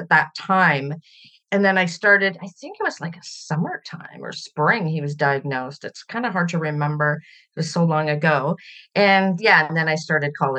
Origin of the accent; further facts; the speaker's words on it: British Columbia, Canada; also born or lived in Ontario, Canada; So I was born in Ontario, Canada. And when I was 3 years old, my dad moved our family out west to British Columbia